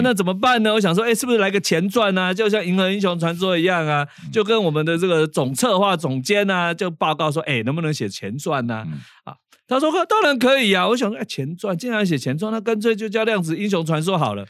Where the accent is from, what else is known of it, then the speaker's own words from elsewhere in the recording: Taiwan; first language Taiwanese Hokkien; Chinese is a second language; 习惯母语是台语的人